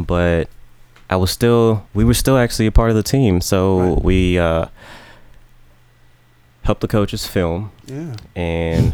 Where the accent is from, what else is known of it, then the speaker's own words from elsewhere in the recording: Georgia, United States; also born or lived in Jamaica; I grew up predominantly in Georgia, yeah. A lot of people don't know, a lot of people won't believe me, but yeah, I was born in Jamaica. I left Jamaica when I was like 4 or 5 years old.